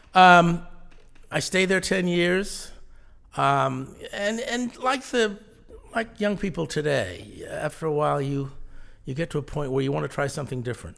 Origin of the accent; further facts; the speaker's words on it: Mystic, Connecticut, United States; moved away as an adult; also born or lived in New Jersey / Rhode Island; I grew up in Mystic, Connecticut